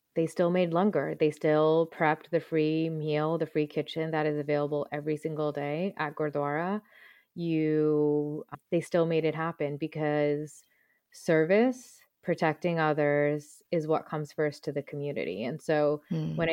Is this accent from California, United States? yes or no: no; around New York City, New Jersey, United States; also born or lived in Punjab (ancestry); I grew up around New York City